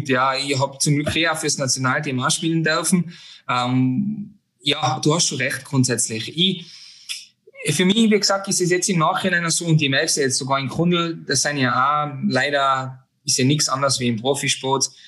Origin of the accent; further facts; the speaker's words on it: Hochrum, Tyrol, Austria; born there; now in Linz, Austria; Geboren bin ich in Hochrum.